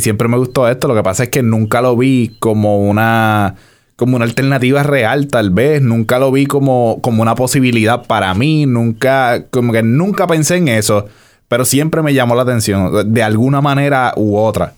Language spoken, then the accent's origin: Spanish; Bayamón, Puerto Rico; Yo soy de Santa Juanita